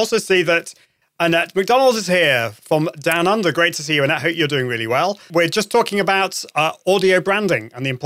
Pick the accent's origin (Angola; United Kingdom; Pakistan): United Kingdom; I am British